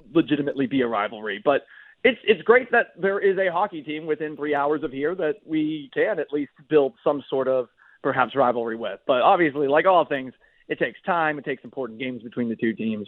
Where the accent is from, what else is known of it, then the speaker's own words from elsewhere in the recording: Boston, Massachusetts, United States; also born or lived in Tampa Bay; now in Seattle, United States; I grew up in Boston